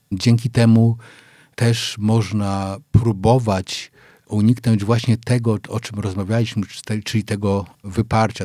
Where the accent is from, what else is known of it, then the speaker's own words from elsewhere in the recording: Wrocław, Lower Silesian Voivodeship, Poland; jestem mm, z Wrocławia, bo ja we Wrocławiu się urodziłem